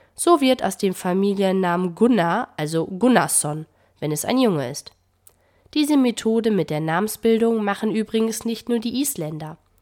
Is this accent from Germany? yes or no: yes; Germany; bei uns in Deutschland